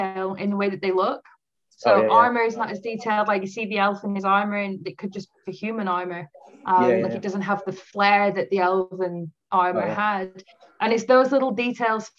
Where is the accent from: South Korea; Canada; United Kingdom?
United Kingdom; as a British person